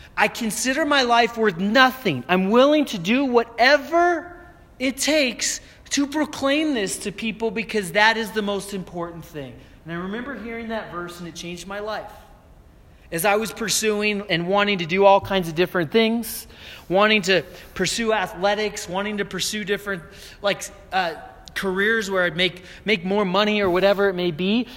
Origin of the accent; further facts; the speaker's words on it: Aurora, Colorado, United States; moved away as an adult; also born or lived in Florida; coming back to where I grew up here in Aurora